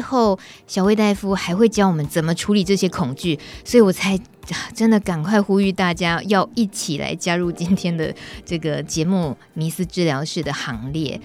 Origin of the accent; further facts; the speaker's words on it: Yilan, Yilan County, Taiwan; 我来自宜兰，很多温泉鱼的地方